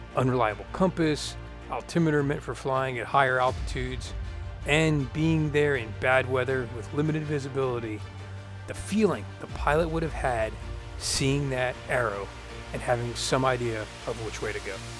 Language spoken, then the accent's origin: English; Florida, United States; I'm from Florida